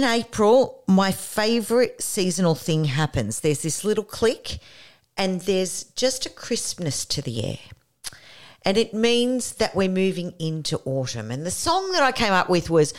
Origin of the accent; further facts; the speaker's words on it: Canberra, Australian Capital Territory, Australia; now in Newcastle, Australia; I was born in Canberra.